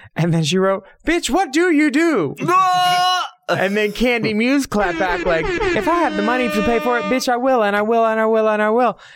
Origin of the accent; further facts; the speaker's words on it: Pennsylvania, United States; two Pennsylvania girls